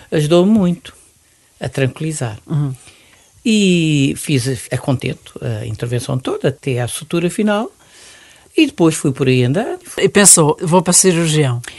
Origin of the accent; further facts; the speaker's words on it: Mozambique; now in Portugal; Nasci em Moçambique